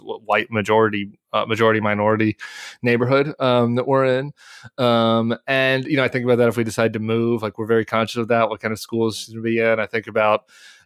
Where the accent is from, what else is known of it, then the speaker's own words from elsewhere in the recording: Denver, Colorado, United States; I grew up in suburban Denver.